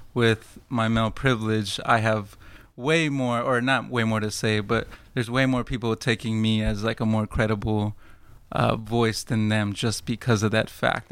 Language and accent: English; Fort Worth, Texas, United States; now in Dallas, United States; I'm from Fort Worth